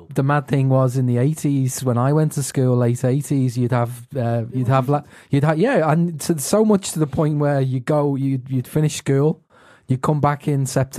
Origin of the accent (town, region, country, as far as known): Liverpool, North West England, United Kingdom